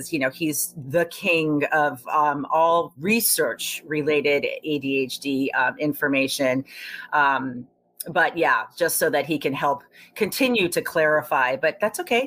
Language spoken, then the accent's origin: English; Tokyo, Japan; moved away; I grew up in Tokyo, Japan, where, and it was in the 70s